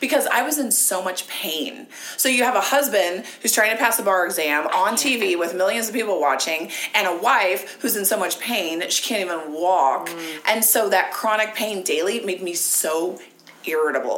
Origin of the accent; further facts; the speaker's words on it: Ohio, United States; moved away; I grew up in Ohio